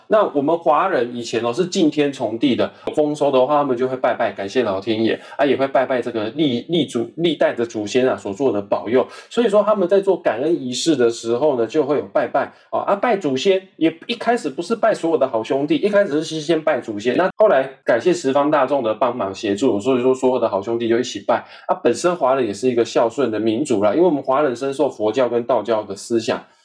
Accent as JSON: {"language": "Chinese", "country": "Taiwan", "said": "我们台湾人"}